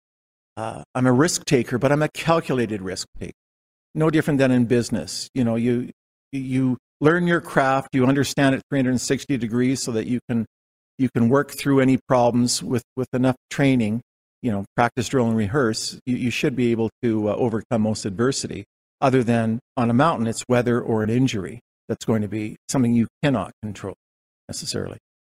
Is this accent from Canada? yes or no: yes; Calgary, Alberta, Canada; also born or lived in Winnipeg, Manitoba; The family moved